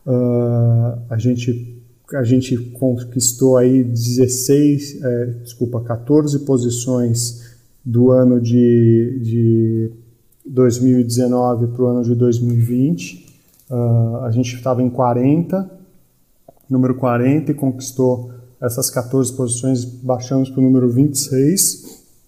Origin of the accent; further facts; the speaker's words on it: São Paulo, Brazil; also born or lived in Florianópolis; eu sou de São Paulo, capital.